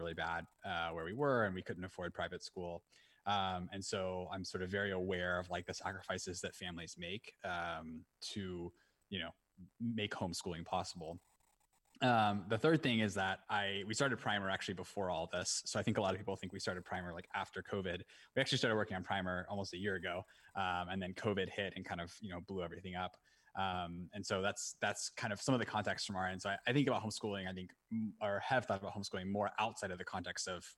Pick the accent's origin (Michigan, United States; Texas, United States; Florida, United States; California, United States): Florida, United States; Orlando; moved away as an adult; also born or lived in Atlanta, Georgia / Nairobi, Kenya; now in San Francisco, United States; I was actually born in Atlanta and then moved to Florida when I was very young, like 1 or 2 years old. My mom was a public school teacher in Atlanta. And then we moved to Florida. And then I grew up in Orlando